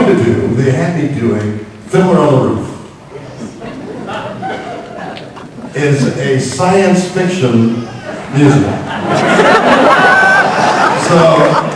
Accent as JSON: {"language": "English", "country": "Canada", "said": "I'm Canadian."}